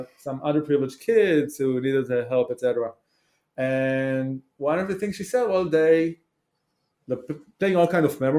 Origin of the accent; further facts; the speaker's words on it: Israel; English is a second language; So I grew up in Israel